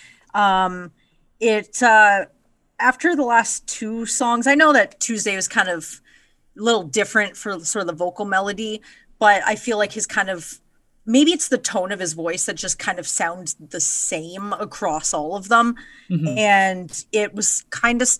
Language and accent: English; England, United Kingdom; I'm English